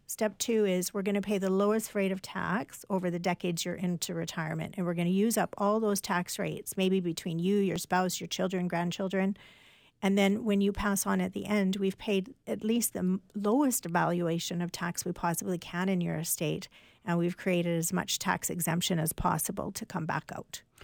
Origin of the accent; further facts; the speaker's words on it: Canada; as a Canadian